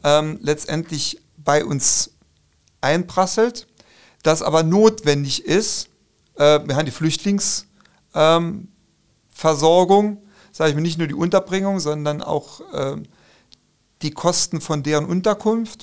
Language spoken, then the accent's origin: German; Saarland, Germany; bei uns im Saarland und Rheinland-Pfalz